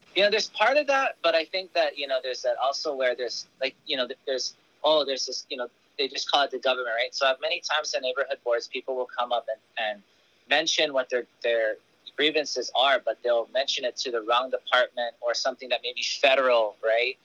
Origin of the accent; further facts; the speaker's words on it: Kona, Hawaii, United States; moved away as an adult; also born or lived in Honolulu, Hawaii; now in Oahu, United States; I was born in Kapiolani, but I grew up on the Big Island, so I live in Kona